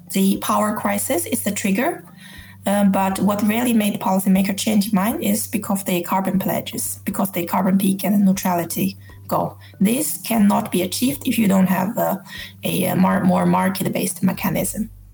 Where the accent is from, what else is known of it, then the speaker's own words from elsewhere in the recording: China; moved away as an adult; now in Norway; I live in Norway, but I grew up in China. I lived in Norway for 18 years